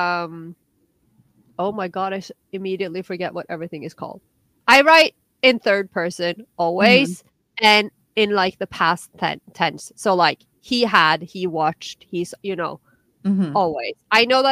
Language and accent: English; Norway; English is a second language